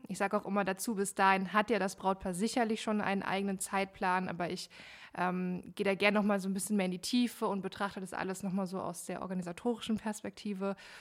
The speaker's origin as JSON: {"language": "German", "town": "Frankfurt", "region": "Hesse", "country": "Germany", "lives_now": "Hanau, Germany", "said": "aus Hanau slash Frankfurt. Äh, ich bin jetzt erst vor knapp einem Jahr nach Hanau gezogen, ähm, aber ich sag mal so aus dem Rhein-Main-Gebiet"}